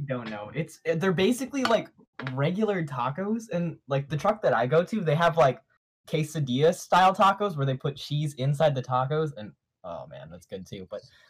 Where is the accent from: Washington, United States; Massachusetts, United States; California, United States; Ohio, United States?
California, United States; Stockton; also born or lived in Riverside; I'm from Stockton